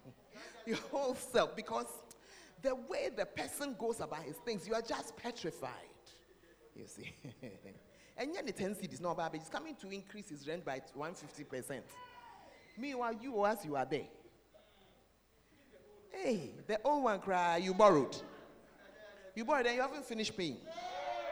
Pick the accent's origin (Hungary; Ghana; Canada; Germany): Ghana; I'm a Ghanaian.